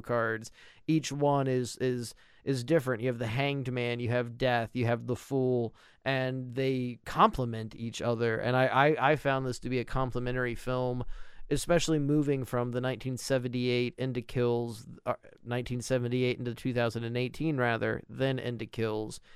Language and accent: English; United States; I live in a small American town